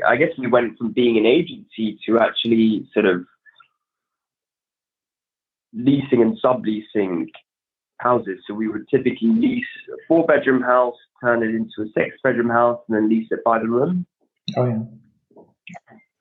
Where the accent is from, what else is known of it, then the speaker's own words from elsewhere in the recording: London, United Kingdom; I was born and raised in London, Northwest London